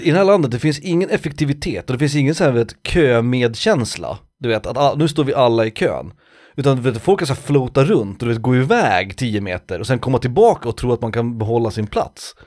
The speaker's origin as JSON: {"language": "Swedish", "country": "Sweden", "said": "jag är svensk"}